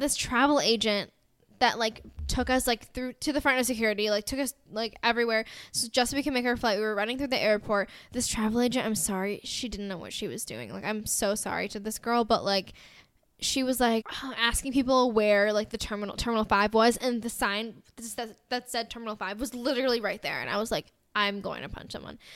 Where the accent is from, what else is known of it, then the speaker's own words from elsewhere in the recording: United States; accent: American; my American white girl accent